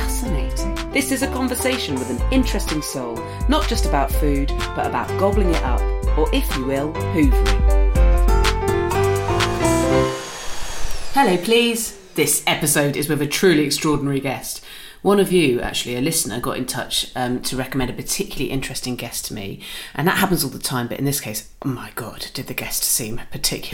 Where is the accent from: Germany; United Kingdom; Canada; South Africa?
United Kingdom; Swanage, South West England; moved away; I'm from Swanage